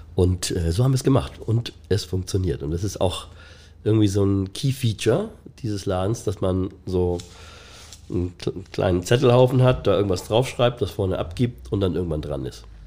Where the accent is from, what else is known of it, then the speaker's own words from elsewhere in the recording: Hamburg, Germany; also born or lived in Ottensen, Hamburg; In meiner Kindheit, in meiner Jugend ähm, bin ich in Ostdorf mit meiner Familie